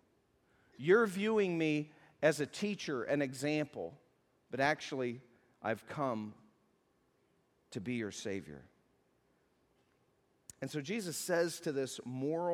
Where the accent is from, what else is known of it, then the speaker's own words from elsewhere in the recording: the South, United States; I'm from the South